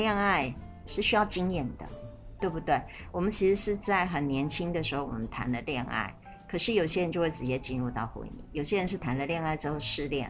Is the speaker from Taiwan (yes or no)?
no; China; 可是其实我们中国人的婚姻是没有这个询问的，对不对？